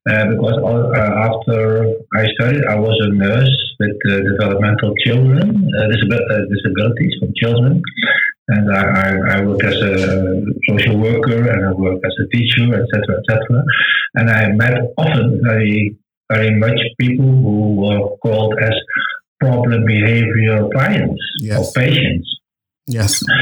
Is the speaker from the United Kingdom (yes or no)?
no; Netherlands; English is a second language; I want to excuse for my bad English because I'm not from England. I'm just a Dutch guy, a Dutch boy. So sometimes maybe my, my English is not so good.